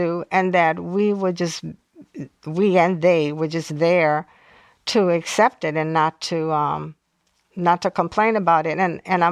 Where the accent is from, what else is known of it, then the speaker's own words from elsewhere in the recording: New Orleans, Louisiana, United States; growing up in New Orleans. I grew up in a very volatile period.